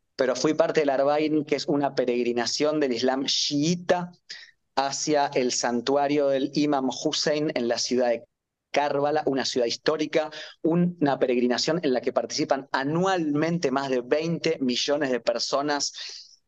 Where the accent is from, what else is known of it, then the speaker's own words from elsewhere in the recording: Argentina; como argentino, es difícil que me pase eso en mi país